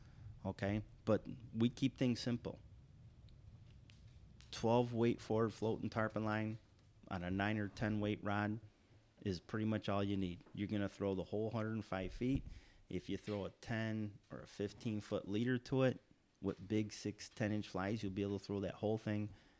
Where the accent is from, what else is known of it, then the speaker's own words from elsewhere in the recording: New York, United States; now in Florida, United States; and I grew up fishing like in the Pulaski Rivers, the St. Lawrence Rivers, Lake Ontario, a lot of the smaller bodies of water like you have down here in Florida.